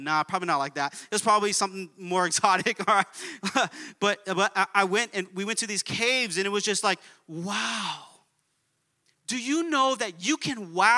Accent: Baldwin Park, California, United States; We were raised in Baldwin Park.

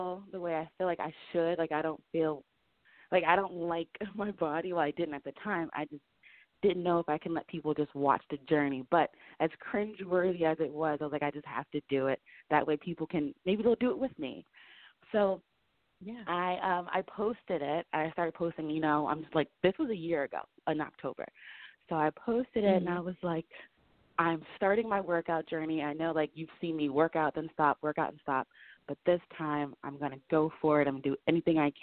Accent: New Jersey, United States; I'm from New Jersey.

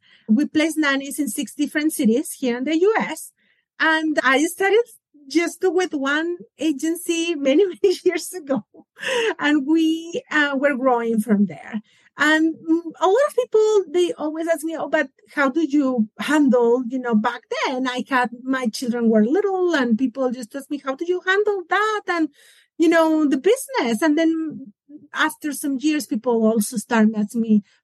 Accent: Mexico; now in Atlanta, United States; I'm originally from Mexico

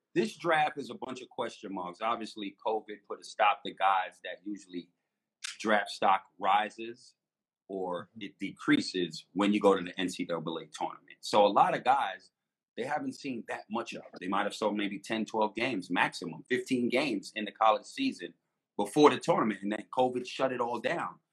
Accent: United States; I'm American

